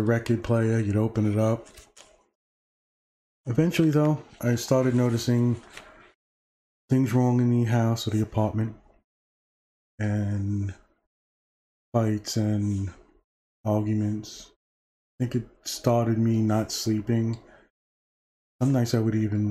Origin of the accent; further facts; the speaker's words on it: New York City, New York, United States; born and raised in Brooklyn, New York, 1971